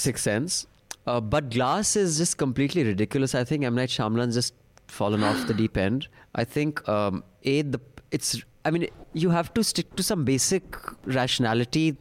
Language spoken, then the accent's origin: English; India; I am very proud of being an Indian